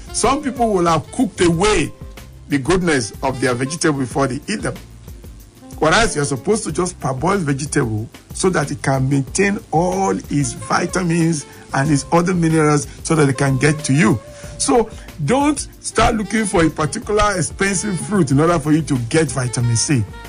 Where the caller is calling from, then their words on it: Abuja, Federal Capital Territory, Nigeria; I'm calling from Apo right now